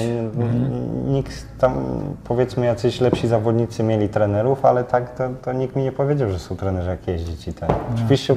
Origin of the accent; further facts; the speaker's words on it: Lidzbark, Poland; also born or lived in Gdańsk; now in Warsaw, Poland; pochodzę z Lidzbarka